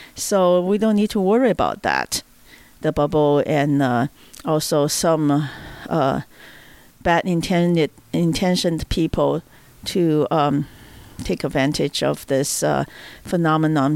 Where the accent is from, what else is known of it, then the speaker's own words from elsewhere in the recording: China; moved away; I'm from China.